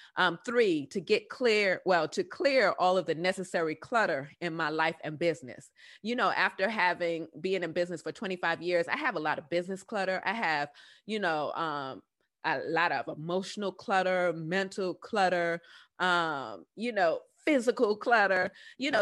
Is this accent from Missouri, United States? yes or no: no; New York City, New York, United States; accent: southern drawl; moved away; also born or lived in Southern United States; I'm originally from the Bronx